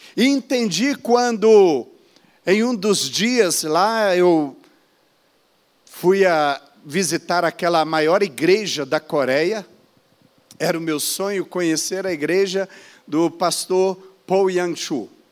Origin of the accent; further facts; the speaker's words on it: Brazil; eu sou do Brasil, eu sou pastor e missionário